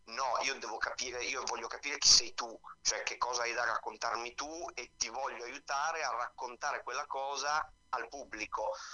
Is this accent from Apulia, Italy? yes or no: no; Pesaro, Marche, Italy; moved away as an adult; now in Rome, Italy; Io ho cominciato a 13 anni eh, in una compagnia della mia città, io vengo da Pesaro anche se sì. vivo a Roma